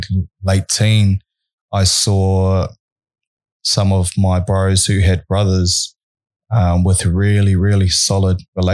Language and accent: English; Auckland, New Zealand; moved away as an adult; also born or lived in Hamilton; I grew up in Auckland, New Zealand. I was there until I was 28 years old, but grew up in West Auckland, West Harbour.